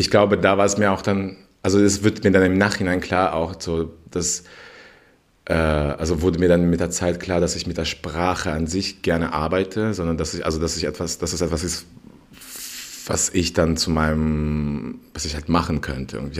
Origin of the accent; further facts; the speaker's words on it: Berlin, Germany; vor allem auch Berlin natürlich, wo ich aufgewachsen bin, anderen Menschen gegenüber.